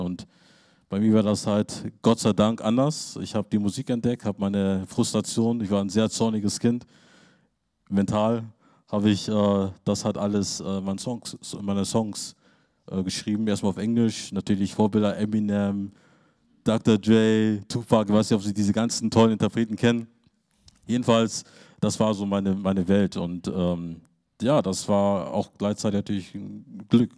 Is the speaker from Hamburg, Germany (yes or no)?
yes; Hamburg, Germany; now in Lüneburg, Germany; Ich bin idyllisch groß in einer harmonievollen, idyllischen Umgebung groß geworden in Lüneburg und in Hamburg-Harburg war das so das reinste Ghetto-Leben